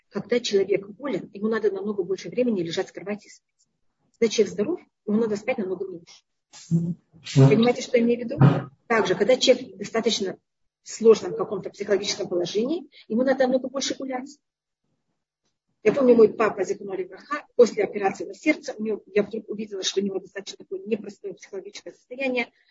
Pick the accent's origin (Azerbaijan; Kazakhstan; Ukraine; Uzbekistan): Uzbekistan; Tashkent; now in Israel; я приехала из Ташкента, который там не был такой высокий уровень, а Израиль в то время, когда я приехала, был более низкий.